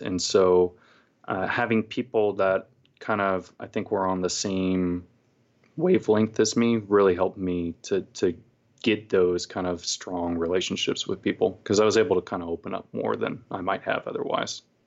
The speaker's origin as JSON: {"language": "English", "region": "California", "country": "United States", "tie": "born or raised there", "also_born_or_lived": "Texas", "moved": "as an adult", "lives_now": "Portland, United States", "said": "I was born and raised in California, went to college there"}